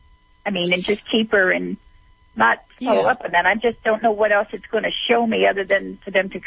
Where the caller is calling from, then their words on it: Nevada, United States; I'm calling from Nevada.